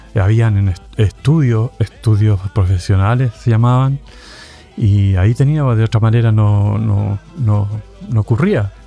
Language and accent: Spanish; Valparaíso, Chile; moved away; Yo soy del Cerro Las Cañas